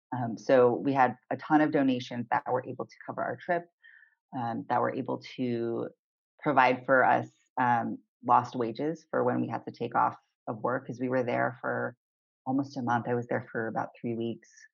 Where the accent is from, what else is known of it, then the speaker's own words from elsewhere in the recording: Southern California, United States; moved away as an adult; also born or lived in Olympia, Washington; I grew up in Southern California